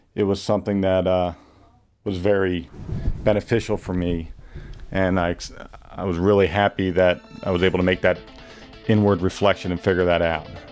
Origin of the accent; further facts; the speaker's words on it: Pottstown, Pennsylvania, United States; born and raised in Pottstown, Pennsylvania, which is a suburban Philadelphia area.